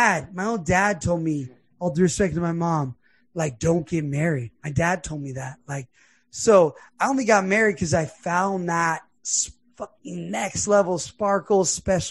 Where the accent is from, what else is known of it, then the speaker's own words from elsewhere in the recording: Los Angeles, California, United States; I grew up in Los Angeles